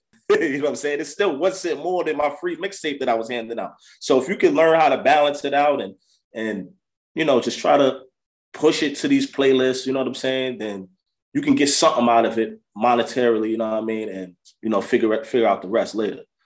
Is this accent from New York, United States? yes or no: yes; Yonkers, New York, United States; I'm originally from Yonkers, New York